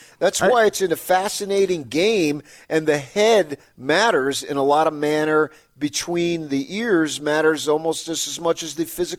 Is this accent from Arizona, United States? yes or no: yes; Phoenix, Arizona, United States; moved away; I grew up in Phoenix.